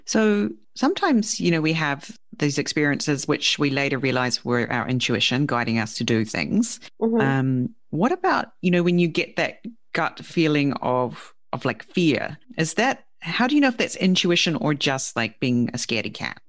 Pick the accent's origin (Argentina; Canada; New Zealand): New Zealand; also born or lived in Sweden; now in Japan; I'm from New Zealand, we love carrot cake there as well